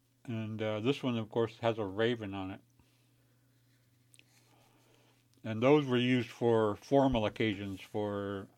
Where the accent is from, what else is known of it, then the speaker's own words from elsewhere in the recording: Alaska, United States; I come from the Tlingit. People here know me as … And what I said was my Tlingit name, which is